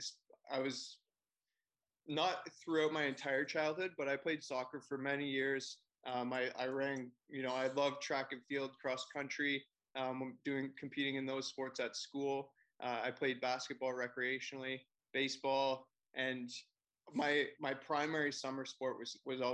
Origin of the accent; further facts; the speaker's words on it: Forest, Ontario, Canada; now in Toronto, Canada; I live in Toronto now, but I grew up in Forest, Ontario